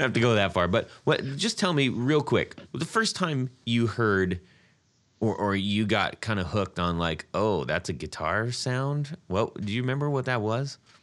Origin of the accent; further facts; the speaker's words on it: Orange County, California, United States; We're both from Orange County